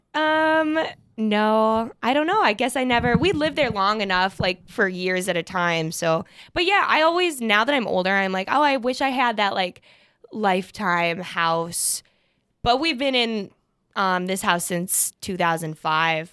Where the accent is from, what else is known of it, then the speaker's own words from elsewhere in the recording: Fargo, North Dakota, United States; I'm from Fargo, born and raised